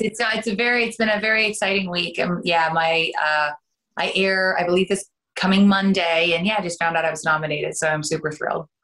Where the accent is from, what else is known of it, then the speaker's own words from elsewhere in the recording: Canada; accent: Canadian; moved away as an adult; now in United States; I am originally from Canada and I ended up coming down for pilot season